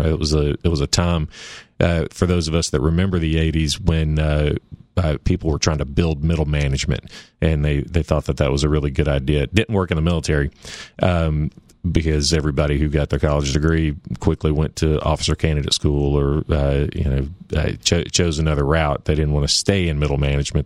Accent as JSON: {"language": "English", "town": "Nashville", "region": "Tennessee", "country": "United States", "tie": "born or raised there", "also_born_or_lived": "Knoxville, Tennessee / Memphis, Tennessee", "said": "I grew up in Nashville"}